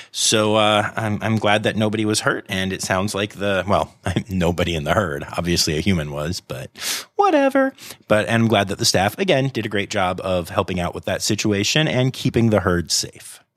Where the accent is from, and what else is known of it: United States